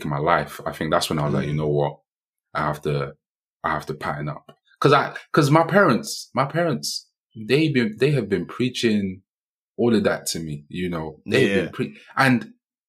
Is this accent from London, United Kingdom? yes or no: yes; London, United Kingdom; growing up in Hackney